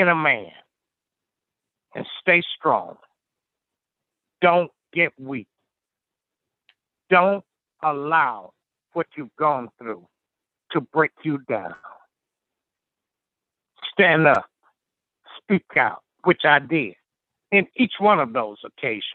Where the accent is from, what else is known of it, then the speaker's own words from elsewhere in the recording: Picayune, Mississippi, United States; also born or lived in Jackson, Mississippi; I went through some racial discrimination in my hometown of Picayune, Mississippi, as well as all other blacks growing up